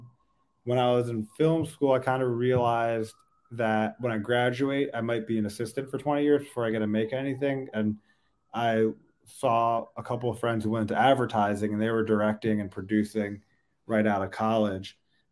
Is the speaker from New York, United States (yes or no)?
yes; Long Island, New York, United States; now in Brooklyn, United States; I'm from Long Island